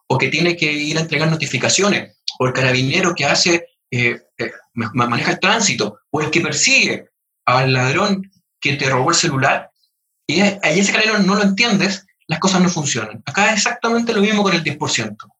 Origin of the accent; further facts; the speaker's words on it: Chile; todos somos chilenos